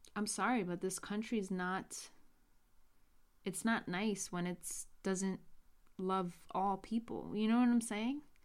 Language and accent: English; New York, United States; born and raised in New York